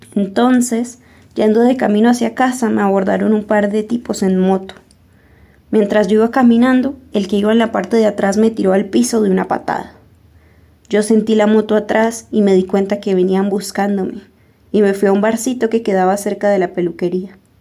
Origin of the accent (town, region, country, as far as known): Colombia; moved away as an adult; also born or lived in Jamundí, Valle del Cauca, Colombia / Miranda, Cauca, Colombia / Ecuador; now in Argentina